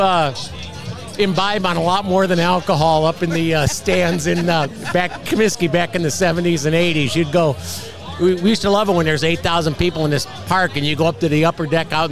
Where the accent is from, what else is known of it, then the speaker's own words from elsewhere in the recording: Chicago, Illinois, United States; I grew up just outside Chicago, but we went to school on the west side of Chicago